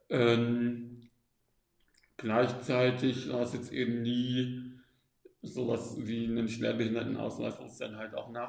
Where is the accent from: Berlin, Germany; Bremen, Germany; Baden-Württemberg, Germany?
Baden-Württemberg, Germany; Stuttgart; also born or lived in Austria; aufgewachsen im Großraum Stuttgart und ähm, habe dann studiert in Österreich Psychologie und habe dann äh, im Norden mit Kindern und Jugendlichen gearbeitet